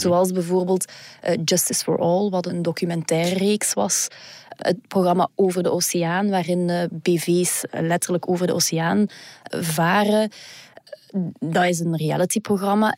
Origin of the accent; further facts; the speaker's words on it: Flanders, Belgium; bij ons in Vlaanderen